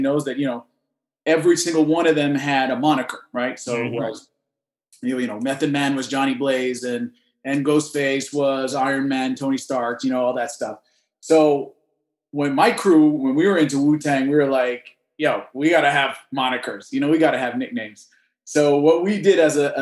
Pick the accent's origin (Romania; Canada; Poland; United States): Canada; I'm Canadian, so obviously hockey comes with our, you know, our DNA. We're born into it